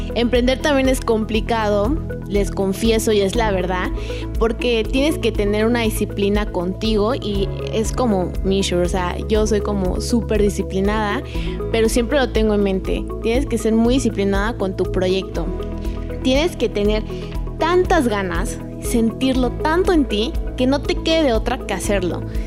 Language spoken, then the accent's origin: Spanish; Chiapas, Mexico; moved away as an adult; also born or lived in Mexico City; soy de Chiapas